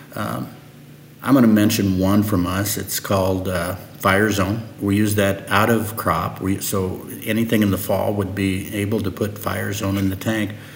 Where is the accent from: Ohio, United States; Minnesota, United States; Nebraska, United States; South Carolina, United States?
Nebraska, United States; also born or lived in Lincoln, Nebraska / Fairbury, Nebraska; I was born and raised in Nebraska